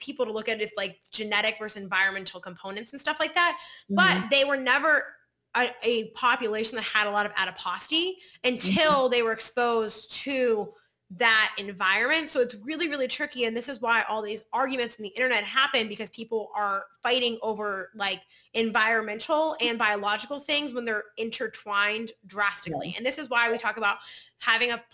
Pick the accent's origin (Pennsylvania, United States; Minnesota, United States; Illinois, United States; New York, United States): Pennsylvania, United States; Pittsburgh; I'm from Pittsburgh and I'm Polish